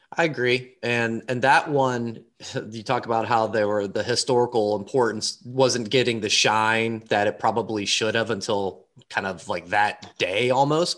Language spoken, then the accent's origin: English; Pittsburgh, Pennsylvania, United States; from Pittsburgh